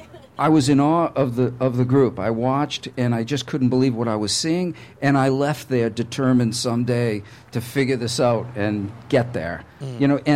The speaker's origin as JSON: {"language": "English", "town": "Boston", "region": "Massachusetts", "country": "United States", "tie": "born or raised there", "said": "Yeah, growing up in Boston, of course, I was an … nut."}